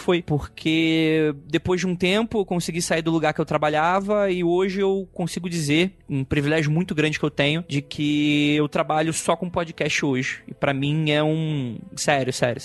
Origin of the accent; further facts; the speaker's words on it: Rio de Janeiro, Brazil; now in São Paulo, Brazil; Sou do Rio